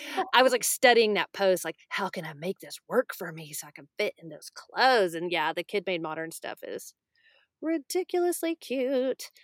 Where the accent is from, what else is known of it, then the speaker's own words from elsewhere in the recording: Texas, United States; I'm from Texas